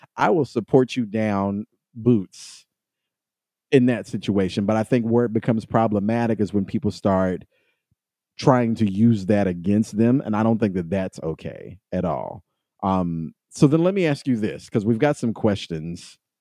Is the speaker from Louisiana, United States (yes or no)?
no; Kentucky, United States; I came from Kentucky